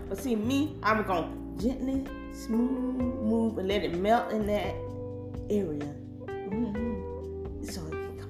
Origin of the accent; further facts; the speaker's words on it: upstate New York, United States; I am from the upper state New York.